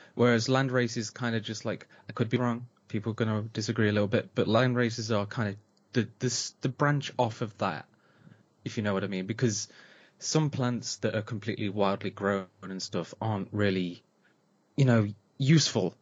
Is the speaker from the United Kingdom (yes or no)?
yes; Nottinghamshire, East Midlands, United Kingdom; I'm from the Robin Hood land of England